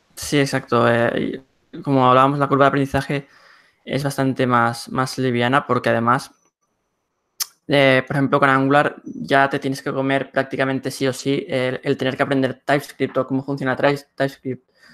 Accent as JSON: {"language": "Spanish", "town": "Barcelona", "region": "Catalonia", "country": "Spain", "said": "soy de Barcelona, España"}